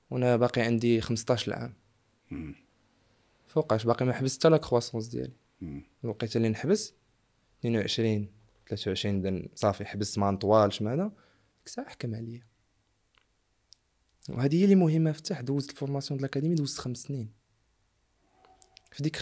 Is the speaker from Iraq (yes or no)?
no; Morocco; حنا كبرنا في المغرب